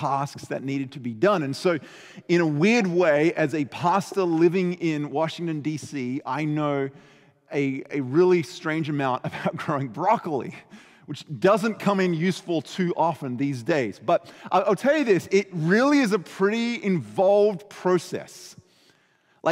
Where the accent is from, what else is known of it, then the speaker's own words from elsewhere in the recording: Adelaide, South Australia, Australia; moved away; we lived kind of in the outskirts of Adelaide, South Australia, on what we call a hobby farm